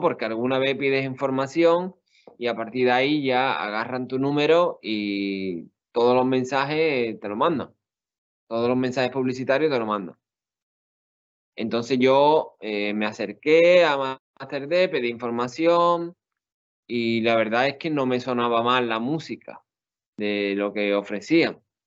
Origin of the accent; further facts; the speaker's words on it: Seville, Andalusia, Spain; also born or lived in Puebla, Mexico; soy de Sevilla